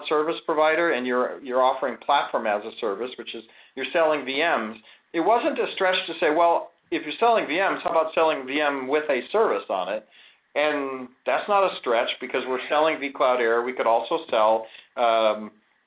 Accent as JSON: {"language": "English", "region": "Ohio", "country": "United States", "tie": "born or raised there", "also_born_or_lived": "Florida", "moved": "yes", "lives_now": "California, United States", "said": "My old stomping grounds is Ohio. I grew up in Ohio, then I moved to Florida, and then I moved to California"}